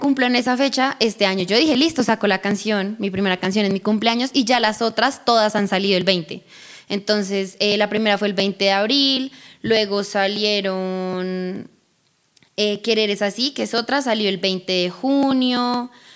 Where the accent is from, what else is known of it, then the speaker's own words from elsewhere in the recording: Bogotá, Colombia; accent: rola; also born or lived in Colorado, United States; Llegué a Colombia ya como a mis cuatro años de edad y me quedé a vivir acá.